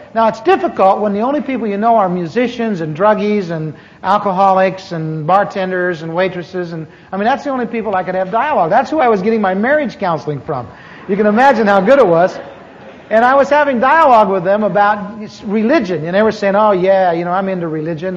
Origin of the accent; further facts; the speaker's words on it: Anaheim, California, United States; also born or lived in Midwest; I grew up here in Anaheim. I moved here from the mid, in the mid, from the Midwest in 1946